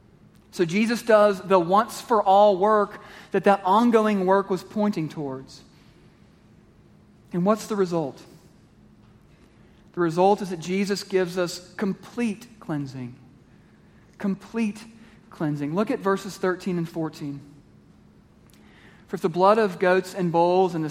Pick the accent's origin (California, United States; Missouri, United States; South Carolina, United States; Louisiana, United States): Missouri, United States; Kansas City; I grew up in Kansas City, Missouri, which is 45 minutes from Lawrence, Kansas